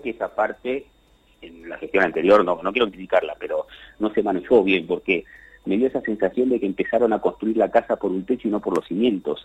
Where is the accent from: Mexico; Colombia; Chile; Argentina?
Argentina